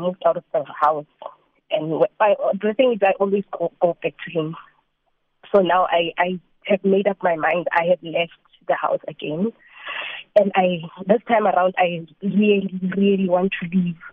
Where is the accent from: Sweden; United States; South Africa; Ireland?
South Africa; Free State; moved away as an adult; now in Gauteng, South Africa; I'm not from where we're staying. Yeah. I'm coming from the Free State. My home is in Free State, but currently working here in Gauteng